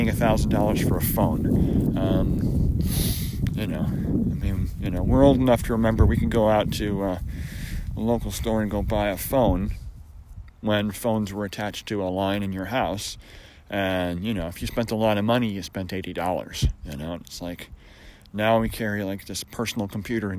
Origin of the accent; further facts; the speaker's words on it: Syracuse, New York, United States; I grew up in Syracuse